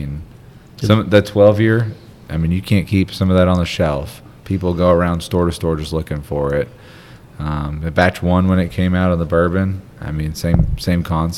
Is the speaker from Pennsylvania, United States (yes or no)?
yes; Philadelphia, Pennsylvania, United States; moved away; also born or lived in Washington, D.C.; So I'm from Philadelphia. I lived in D.C. for 15 years